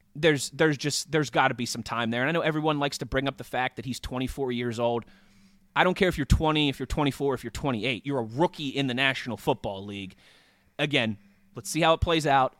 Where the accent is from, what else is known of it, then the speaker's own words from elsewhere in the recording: Pittsburgh, Pennsylvania, United States; also born or lived in Philadelphia; I'm back in my hometown working on the Steelers side of things.